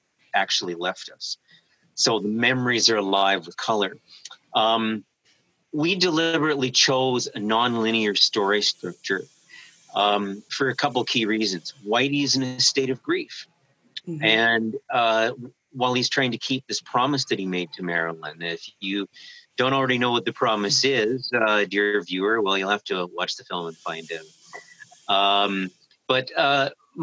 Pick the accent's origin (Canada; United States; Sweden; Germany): Canada; we're Canadian